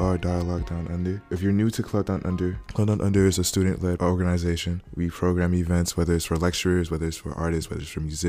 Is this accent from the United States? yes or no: yes; Prairie Pines, Florida, United States; also born or lived in Broward County, Florida; now in Tallahassee, United States; I am a sophomore right now. I'm an ICT major. I am from Prairie Pines, Florida.